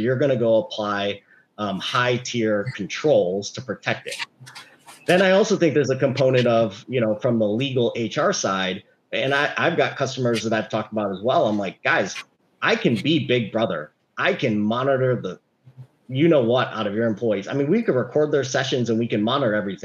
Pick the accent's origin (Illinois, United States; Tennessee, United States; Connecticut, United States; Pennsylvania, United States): Illinois, United States; Chicago; now in California, United States; I grew up in Chicago